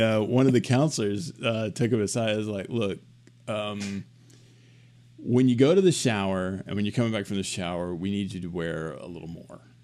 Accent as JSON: {"language": "English", "region": "Arkansas", "country": "United States", "said": "I'm from Arkansas"}